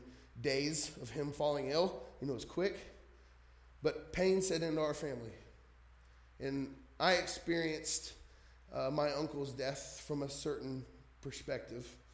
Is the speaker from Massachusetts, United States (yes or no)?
no; New Jersey, United States; moved away; I'm from Jersey